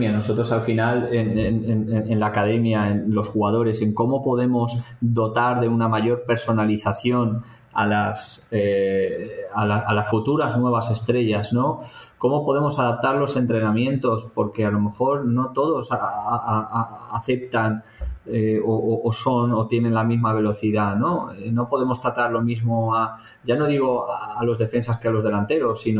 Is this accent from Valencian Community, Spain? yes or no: yes; Valencian Community, Spain